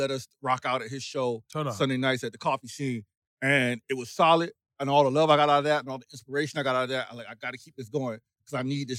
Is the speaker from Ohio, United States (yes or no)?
no; Wilmington, North Carolina, United States; Born and raised in Wilmington, the Port City, 910.